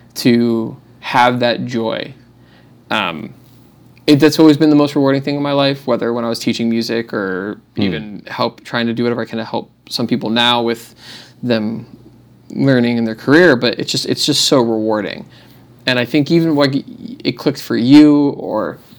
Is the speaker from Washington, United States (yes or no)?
no; New Jersey, United States; moved away as an adult; now in Austin, United States; I'm from New Jersey.